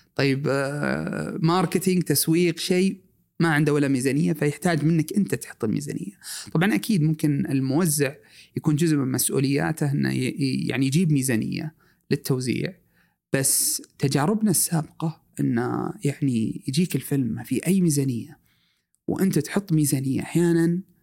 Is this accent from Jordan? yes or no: no; Saudi Arabia; also born or lived in Eastern Province, Saudi Arabia / Riyadh; احنا كسعوديين آه عشنا مع اخواننا السودانيين